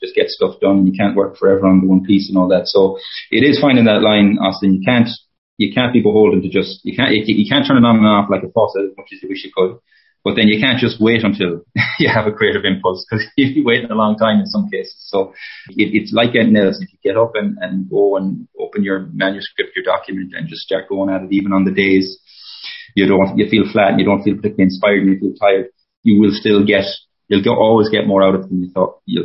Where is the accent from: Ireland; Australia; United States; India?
Ireland; Mayo, Connacht; moved away; also born or lived in Toronto; I'm from Mayo, the west of Ireland.